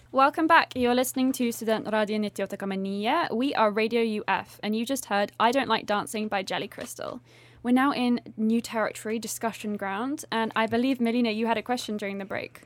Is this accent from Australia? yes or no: no; United Kingdom; as a Brit